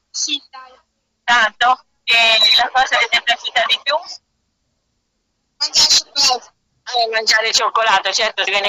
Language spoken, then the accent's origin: Italian; Livorno, Tuscany, Italy; Sono da Livorno.